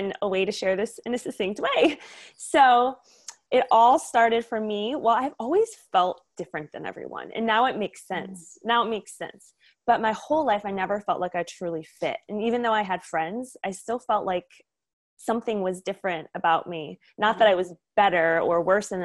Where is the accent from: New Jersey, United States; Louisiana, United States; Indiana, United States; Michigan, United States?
Michigan, United States; moved away as an adult; also born or lived in Florida; now in California, United States; I grew up in Michigan.